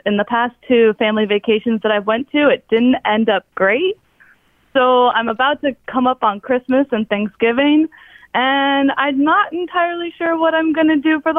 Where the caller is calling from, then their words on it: Orlando, Florida, United States; Hi, it's …. I'm from Orlando, Florida.